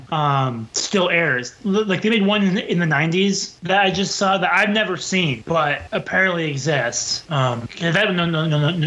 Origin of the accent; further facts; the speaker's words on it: Minneapolis, Minnesota, United States; I'm from the Minneapolis area, which is where Charles Schulz grew up